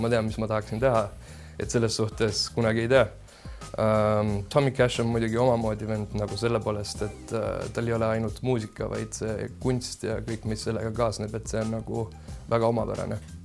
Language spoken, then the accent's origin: Estonian; Germany; now in Estonia; ma olen tegelikult Saksamaalt pärit ja siis äh, seal kasvasin suures osas üles